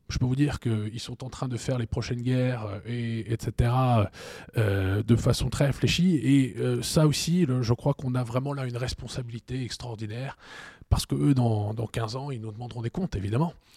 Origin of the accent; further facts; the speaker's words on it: Strasbourg, Grand Est, France; j'ai grandi à Strasbourg dans un ménage franco-allemand